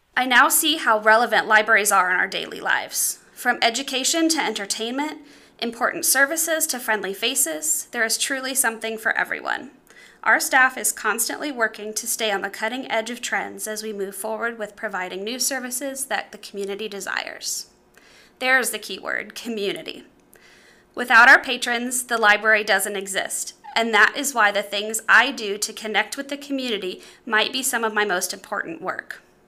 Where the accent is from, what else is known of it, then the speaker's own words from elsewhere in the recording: Clinton, Illinois, United States; serving my hometown